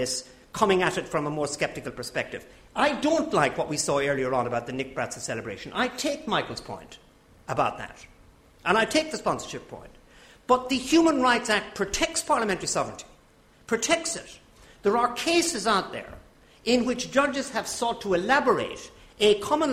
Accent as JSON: {"language": "English", "country": "Ireland", "said": "as an Irishman."}